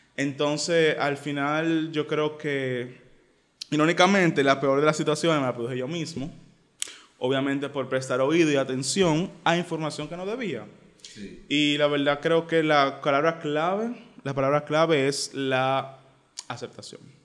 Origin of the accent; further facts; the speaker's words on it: Santo Domingo, Distrito Nacional, Dominican Republic; yo, crecí en Cristo Rey